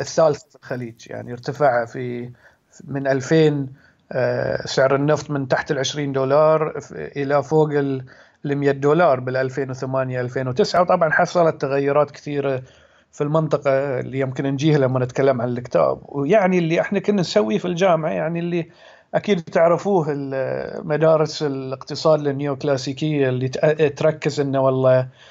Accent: Muharraq, Muharraq Governorate, Bahrain; also born or lived in Oxford; انا من البحرين آه، من مواليد سنة 1982 فيعني حين عمري 35 سنة آه، نشأت في البحرين

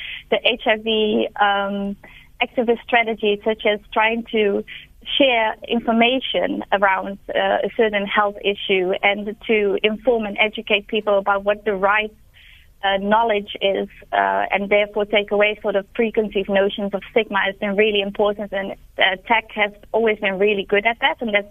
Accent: Netherlands; now in Cape Town, South Africa; I'm from the Netherlands

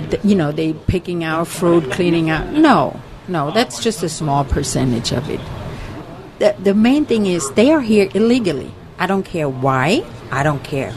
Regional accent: Germany; moved away as an adult; now in United States; I'm from Germany, came over here

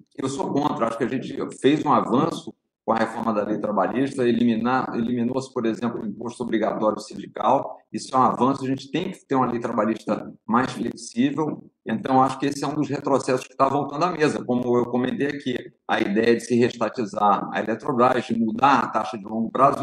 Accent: Brazil; como brasileiro

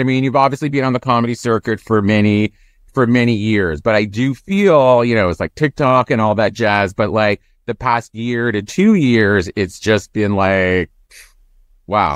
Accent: Toronto, Ontario, Canada; moved away; I'm from Toronto originally

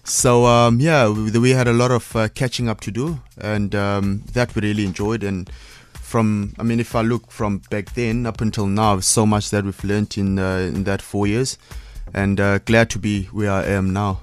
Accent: Cape Town, Western Cape, South Africa; as a South African or African going out and racing in Europe

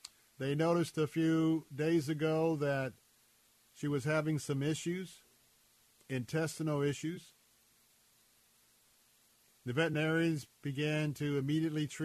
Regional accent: Florida, United States; I was born and raised here in Florida, born and raised in and around the water.

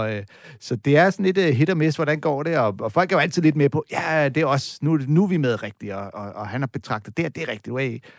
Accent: California, United States; jeg er ikke øh, fra her, jeg er fra East Bay

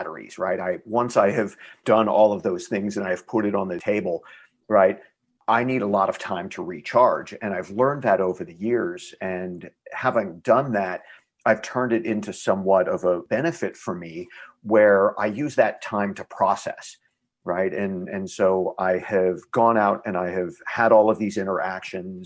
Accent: Texas, United States; I am Texan

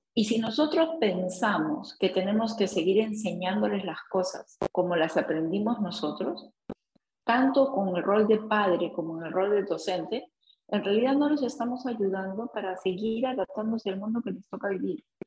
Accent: Peru; nosotros como peruanos

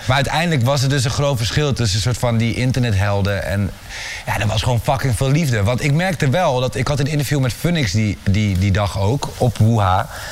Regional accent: Amersfoort, Utrecht, Netherlands; ik kom uit Amersfoort

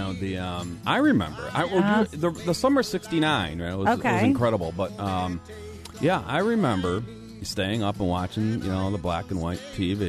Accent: Lakewood, United States; I remember the 4th of July storm because I grew up in Lakewood.

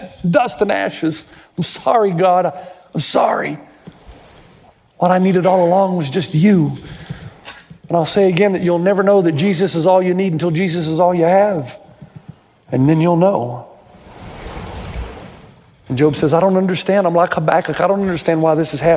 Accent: Tennessee, United States; I grew up in Tennessee

